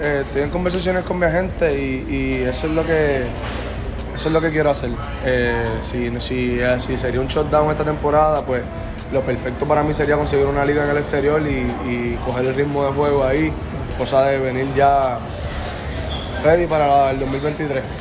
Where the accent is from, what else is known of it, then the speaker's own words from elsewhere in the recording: Carolina, Puerto Rico; es mi pueblo, yo soy de Carolina, nací y criado